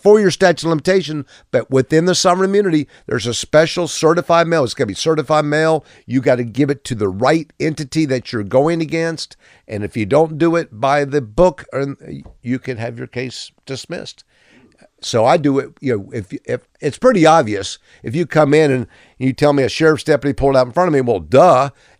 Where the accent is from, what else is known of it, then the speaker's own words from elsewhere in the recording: Pensacola, Florida, United States; Let me tell you a true Pensacola story, and please. I'm from Pensacola.